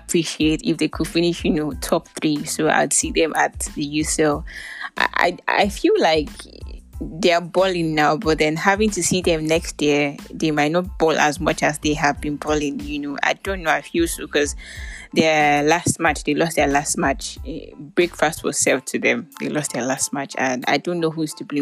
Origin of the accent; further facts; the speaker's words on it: Nigeria; I'm Nigerian